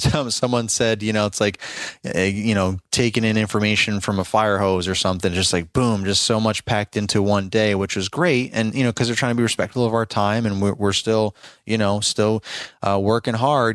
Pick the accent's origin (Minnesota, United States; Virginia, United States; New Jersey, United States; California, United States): Virginia, United States; Richmond; my hometown over in richmond virginia area